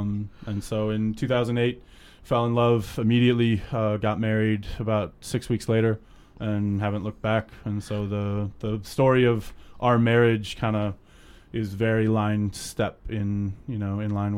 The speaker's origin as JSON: {"language": "English", "town": "Cleveland", "region": "Ohio", "country": "United States", "tie": "born or raised there", "said": "I grew up in Cleveland. I went to college in Alabama."}